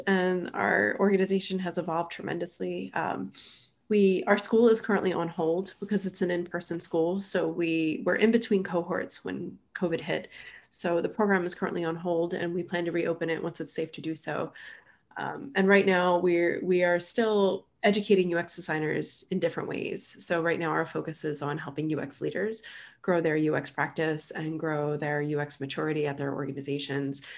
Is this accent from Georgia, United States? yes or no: no; southern New Jersey, United States; moved away as an adult; also born or lived in Philadelphia, Pennsylvania; now in Chattanooga, United States; I grew up in southern New Jersey, which is, you know, right across the river from Philadelphia.